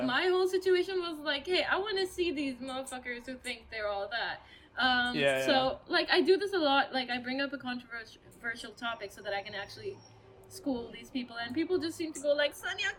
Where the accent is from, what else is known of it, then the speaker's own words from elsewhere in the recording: Pakistan; English is a second language; Given that I am a woman from Pakistan who sings, I encounter a lot of haram police and a lot of misogynistic cis men.